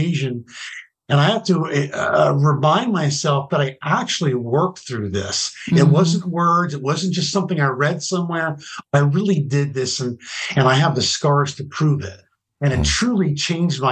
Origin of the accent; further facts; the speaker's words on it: New Jersey, United States; moved away as an adult; also born or lived in California; I grew up in New Jersey in a little community that's had 4,500 people in it.